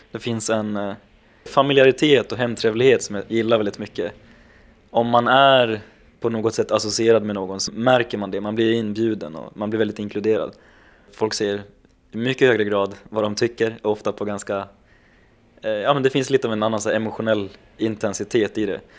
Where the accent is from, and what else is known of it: Gävle, Gävleborg County, Sweden